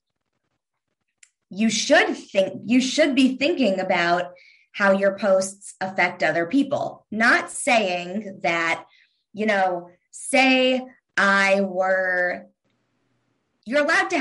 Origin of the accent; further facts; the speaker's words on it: Kentucky, United States; I'm from Kentucky.